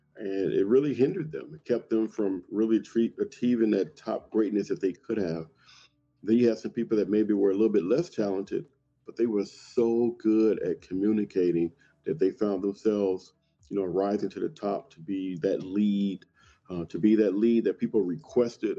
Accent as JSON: {"language": "English", "town": "Compton", "region": "California", "country": "United States", "tie": "born or raised there", "said": "growing up in Compton"}